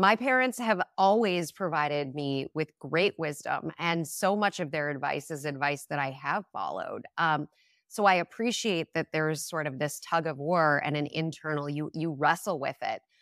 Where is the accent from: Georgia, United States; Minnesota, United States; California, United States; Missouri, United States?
Minnesota, United States; moved away; I grew up in Minnesota